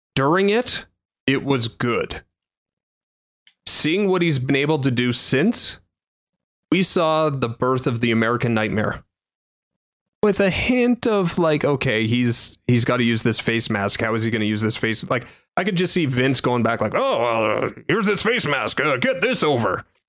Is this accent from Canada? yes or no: yes; Canada; being a Canadian